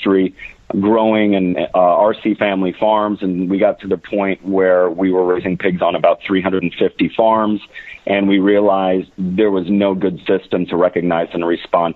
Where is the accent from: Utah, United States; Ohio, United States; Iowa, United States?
Iowa, United States; Orange City; I grew up in Northwest Iowa in a town called Orange City